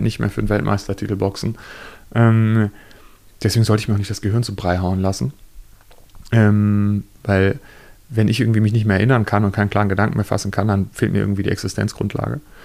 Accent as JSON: {"language": "German", "country": "Germany", "said": "Als Deutscher, der kein Jude ist, als Nachfahre von Nazis"}